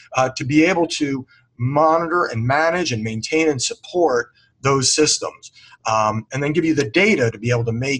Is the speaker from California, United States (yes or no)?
no; Washington, District of Columbia, United States; I was raised in the Washington D.C. area.